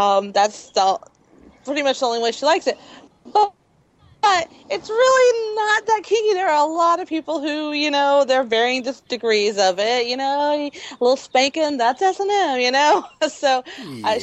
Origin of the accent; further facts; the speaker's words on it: United States; I'm American